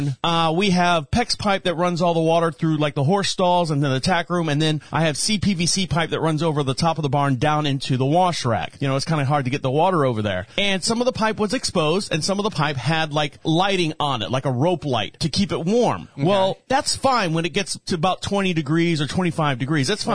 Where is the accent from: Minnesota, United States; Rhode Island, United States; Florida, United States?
Florida, United States; now in North Carolina, United States; I'm from Florida